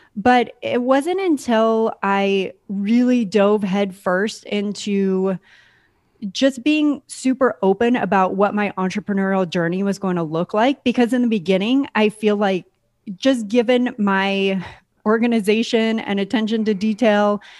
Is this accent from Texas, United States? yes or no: no; San Diego, California, United States; moved away as an adult; also born or lived in San Francisco / Maine; I grew up in California, Southern California, San Diego, to be exact.